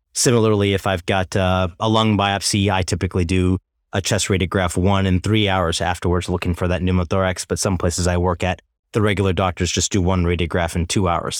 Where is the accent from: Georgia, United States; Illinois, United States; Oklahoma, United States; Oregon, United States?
Oklahoma, United States; Tulsa; moved away as an adult; also born or lived in Chicago / New York City; I'm from Tulsa, Oklahoma, originally born and raised